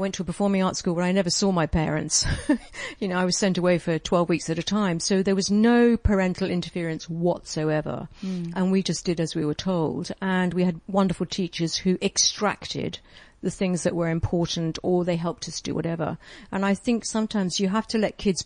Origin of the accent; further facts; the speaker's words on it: England, United Kingdom; moved away; also born or lived in Europe; I'm English